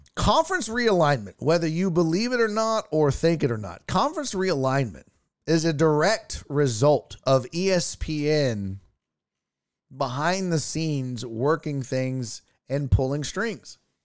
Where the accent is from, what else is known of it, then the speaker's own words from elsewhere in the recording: Houston, Texas, United States; I'm born and raised in Houston, Texas